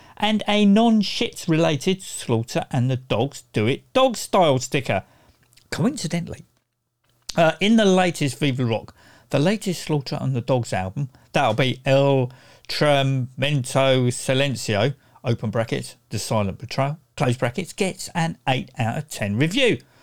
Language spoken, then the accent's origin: English; Croydon, London, United Kingdom; Growing up in Croydon during the 70s and 80s